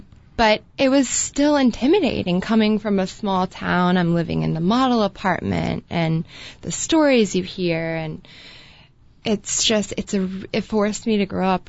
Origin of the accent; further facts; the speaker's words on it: Columbus, Ohio, United States; Columbus, Ohio. Go Buckeyes.